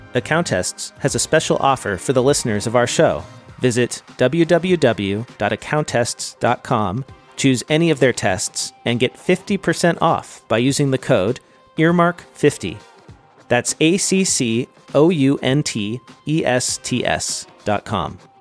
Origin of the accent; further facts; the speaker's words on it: California, United States; I'm from California